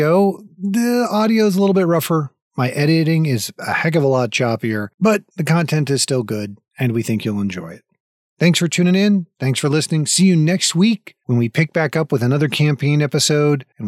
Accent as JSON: {"language": "English", "region": "Florida", "country": "United States", "tie": "born or raised there", "said": "I grew up in Florida, right? So I grew up on the coast in Florida"}